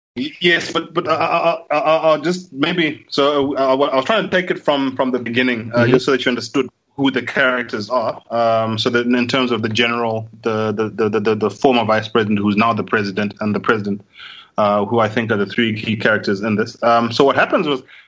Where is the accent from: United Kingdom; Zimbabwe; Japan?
Zimbabwe